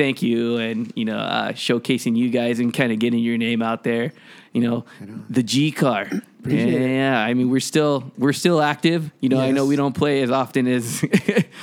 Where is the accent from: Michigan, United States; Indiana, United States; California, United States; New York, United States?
California, United States; Los Angeles; I've been born and raised in Los Angeles